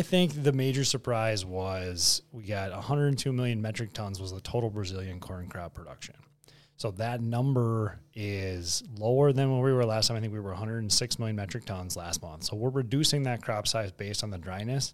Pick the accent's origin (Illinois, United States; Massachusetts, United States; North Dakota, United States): North Dakota, United States; Bismarck; moved away; also born or lived in Arthur, North Dakota; I'm a Bismarck High kid. Yeah, Southside Bismarck